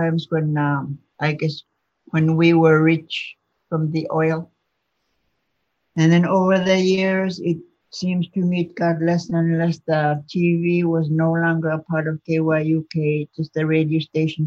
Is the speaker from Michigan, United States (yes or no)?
no; Chevak, Alaska, United States; moved away; also born or lived in Bethel; I'm originally from Chivak.